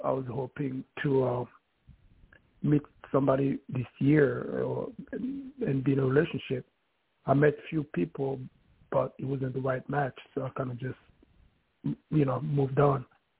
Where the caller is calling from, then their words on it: New York, United States; from New York.